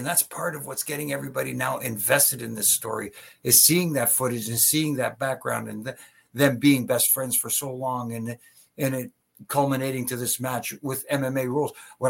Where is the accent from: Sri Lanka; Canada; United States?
Canada; In Winnipeg, being a Canadian, you know, because, you know, they take to their own